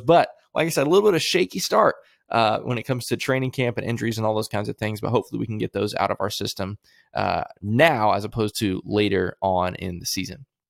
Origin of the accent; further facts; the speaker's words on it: Central Florida, United States; I grew up in Central Florida